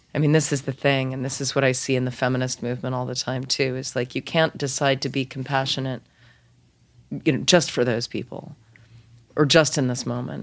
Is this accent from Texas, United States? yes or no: no; Lexington, Massachusetts, United States; also born or lived in Boston; I grew up in Lexington